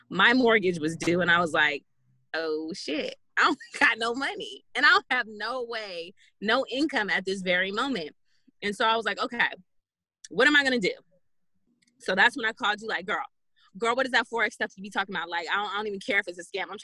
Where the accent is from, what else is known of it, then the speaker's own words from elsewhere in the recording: Jacksonville, Arkansas, United States; born there; now in California, United States; I was born in Jacksonville, Arkansas. moved around for most of my life, and I ended up in California.